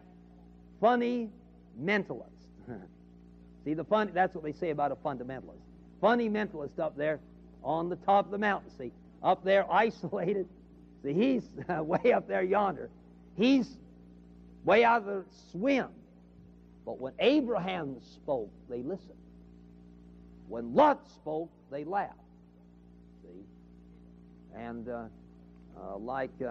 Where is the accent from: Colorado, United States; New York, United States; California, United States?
California, United States; moved away as an adult; also born or lived in Chicago; now in Memphis, United States; I come from California